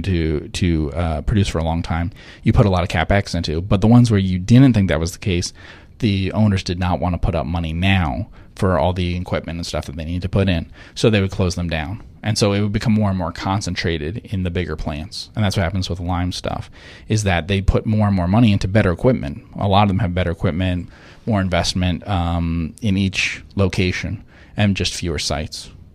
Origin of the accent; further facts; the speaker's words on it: New Jersey, United States; moved away; I'm from New Jersey originally